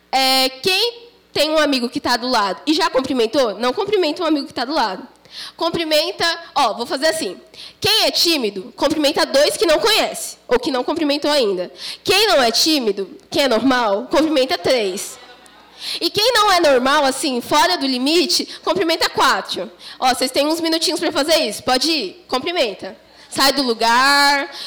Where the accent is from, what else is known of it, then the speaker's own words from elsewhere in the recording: Cubatão, São Paulo, Brazil; Eu sou lá de Cubatão, mas eu congrego no Verbo lá em Santos, faço parte do grupo dos jovens.